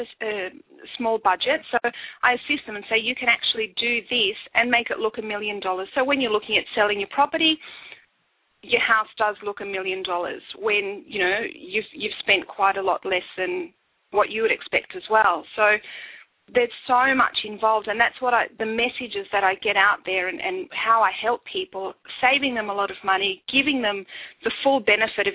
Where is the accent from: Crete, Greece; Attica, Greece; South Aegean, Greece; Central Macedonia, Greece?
Crete, Greece; moved away as an adult; also born or lived in Athens, Greece; now in Australia; my hometown of Crete